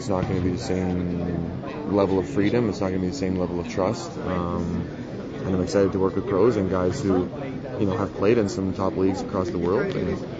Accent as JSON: {"language": "English", "town": "Edmonton", "region": "Alberta", "country": "Canada", "tie": "born or raised there", "said": "my hometown"}